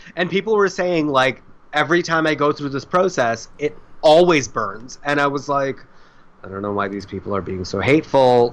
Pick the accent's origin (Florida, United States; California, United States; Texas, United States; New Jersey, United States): Florida, United States; South; I grew up in South Florida